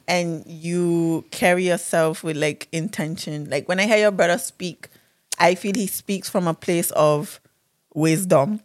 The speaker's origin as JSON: {"language": "English", "region": "Saba", "country": "Caribbean Netherlands", "said": "I'm from Saba."}